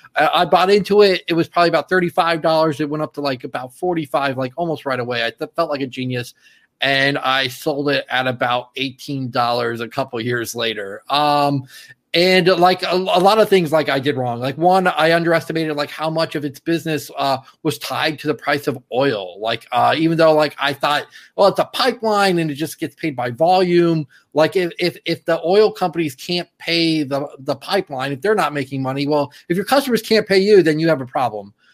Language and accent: English; Fort Lauderdale, Florida, United States; my hometown, Fort Lauderdale